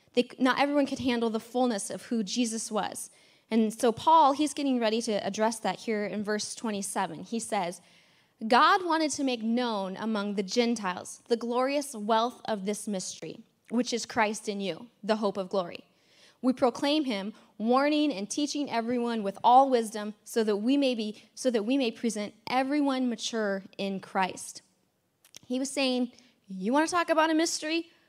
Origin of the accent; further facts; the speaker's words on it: United States; America is in me and I'm an American